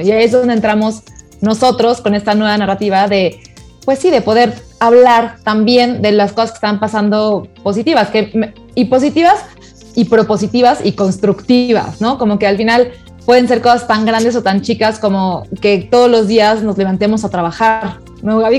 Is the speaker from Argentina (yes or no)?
no; Mexico; somos mexicanos